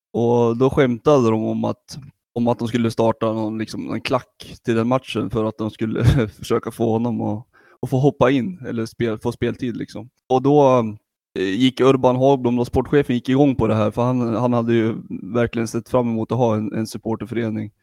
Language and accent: Swedish; Sundsvall, Västernorrland County, Sweden; also born or lived in Gävle; Jag är född i Gävle Gud förbjude, och flyttade till Sundsvall som eh, femåring